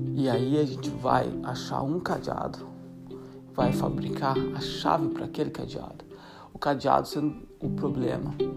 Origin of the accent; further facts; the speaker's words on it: Brazil; a gente é brasileiro